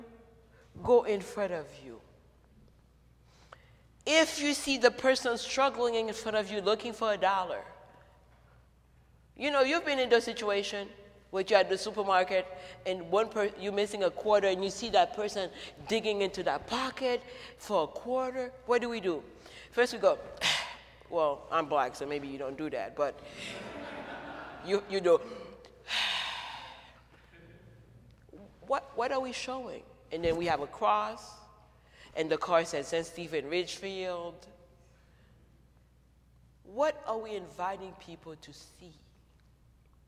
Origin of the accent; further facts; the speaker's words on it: Haiti; moved away as an adult; now in United States; I grew up in Haiti